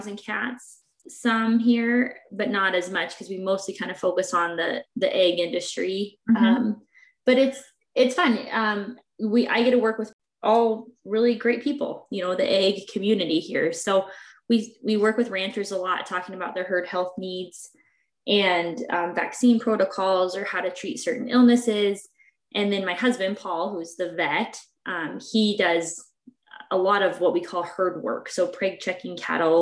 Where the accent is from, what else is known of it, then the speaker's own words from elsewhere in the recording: Lewistown, Montana, United States; also born or lived in Washington; I grew up in Lewistown.